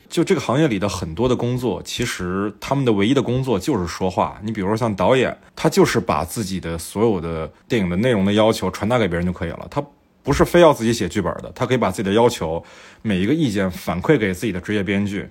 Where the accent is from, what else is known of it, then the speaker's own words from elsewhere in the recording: Fujian, China; moved away; 我们老家